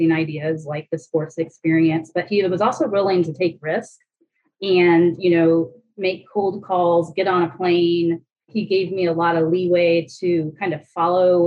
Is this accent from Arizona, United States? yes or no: no; Indianapolis, Indiana, United States; I grew up out by Eagle Creek